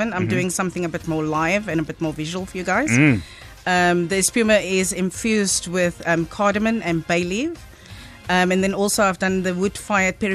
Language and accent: English; Cape Town, Western Cape, South Africa; I was born and raised in Mitchell's Plain. Mm-hmm. I am from Cape Town